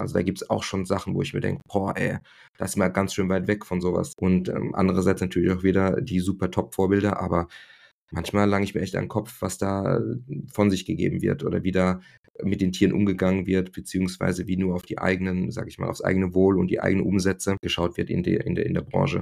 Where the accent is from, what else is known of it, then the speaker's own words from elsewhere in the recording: Germany; bei uns in Deutschland